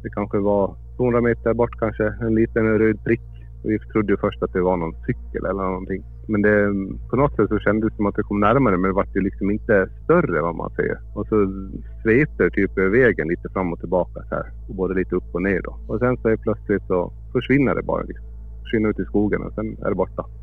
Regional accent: Gotland, Sweden; moved away; Jag är född på Gotland. Ja. Jag flyttade ifrån eh, ja, för 12-13 år sedan

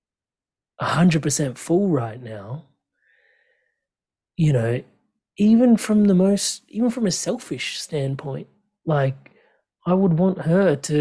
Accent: Australia; as an Aussie

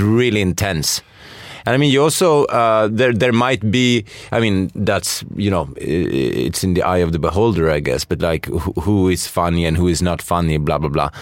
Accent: Sweden; I'm from Sweden

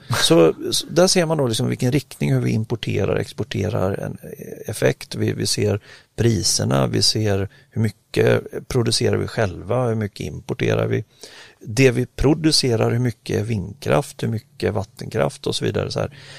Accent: Sweden; som svensk

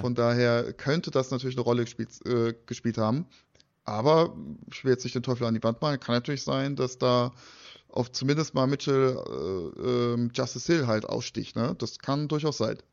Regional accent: Frankfurt, Hesse, Germany; Als Frankfurter

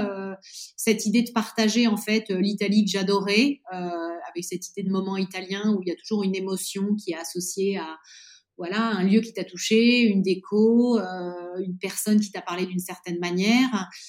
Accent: Nice, Provence-Alpes-Côte d'Azur, France; moved away as an adult; also born or lived in Normandy / Paris / Madrid, Spain; now in Florence, Italy; Je suis née en Normandie, j'ai grandi à Nice

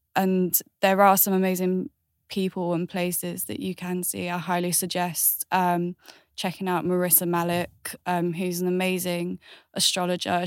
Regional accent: Galway, Connacht, Ireland; I was born in Ireland, which is Galway.

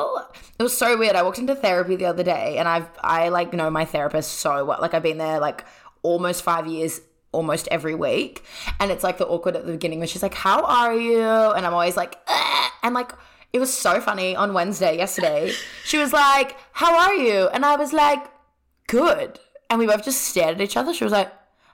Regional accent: Sydney, New South Wales, Australia; I'm from Sydney

